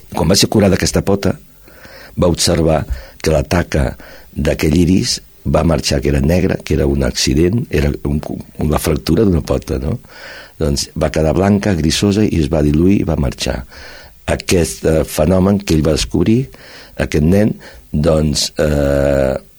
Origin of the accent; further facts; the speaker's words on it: Barcelona, Catalonia, Spain; now in Cerdanyola del Vallès, Spain; estic aquí a Cerdanyola, eh, quasi bé sóc fill adoptiu, sóc de Barcelona, però fa molts anys que estic aquí